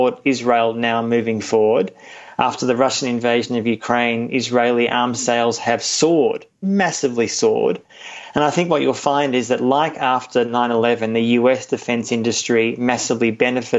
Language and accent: English; Australia; I'm Australian, but also a German citizen.